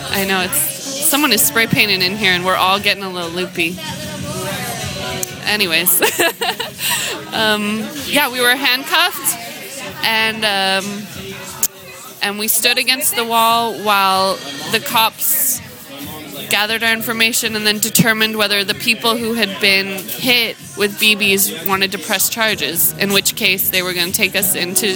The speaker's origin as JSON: {"language": "English", "town": "Seattle", "region": "Washington", "country": "United States", "tie": "born or raised there", "said": "I grew up in Seattle during the WTO riots, but I was in high school at the time"}